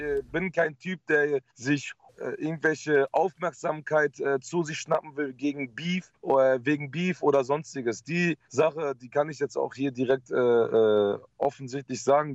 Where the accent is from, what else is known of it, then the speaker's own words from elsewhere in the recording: Netherlands; moved away; ich habe Familie in Holland und ich mhm. bin auch zum Teil aufgewachsen in Holland